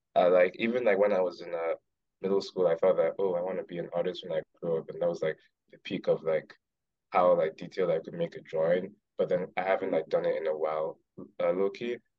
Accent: Lagos, Nigeria; moved away; I'm from Lagos. So I'm Yoruba.

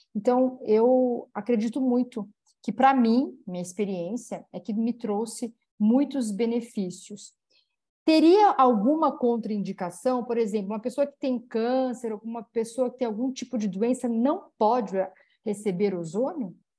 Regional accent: Campinas, São Paulo, Brazil; também é da minha cidade natal, ela é de Campinas

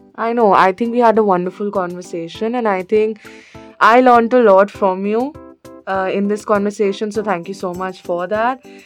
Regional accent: India; I am from India

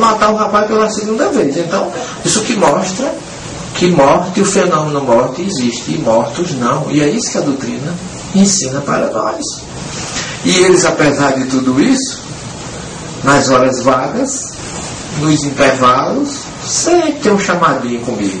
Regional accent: interior of Paraíba, Brazil; accent: Northeastern (paraibanês); moved away; De repente estou falando um nordestinês aqui, ou, ou paraibanês

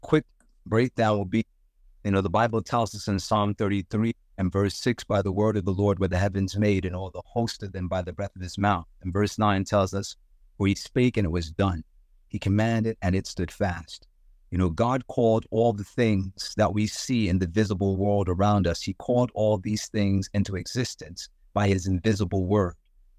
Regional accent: Zimbabwe; I would love to start a school in the village that I grew up in Zimbabwe

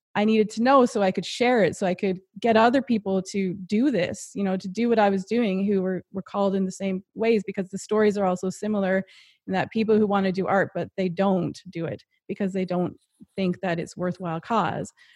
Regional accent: Happy Adventure, Newfoundland and Labrador, Canada; I'm from Newfoundland, and I grew up in a really small town

